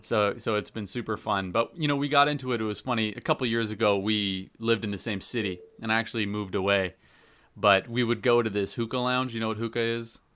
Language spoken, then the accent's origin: English; Canada; I'm, I'm Canadian.